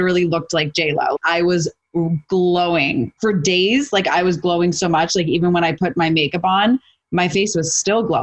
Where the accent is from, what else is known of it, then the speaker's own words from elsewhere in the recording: New York, United States; I'm from New York